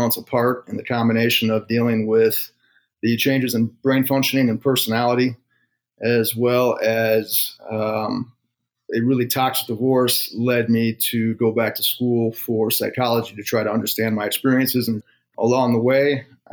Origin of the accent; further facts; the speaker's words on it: 45 minutes north of Chicago, Illinois, United States; moved away as an adult; also born or lived in Colorado; I grew up about 45 minutes north of Chicago.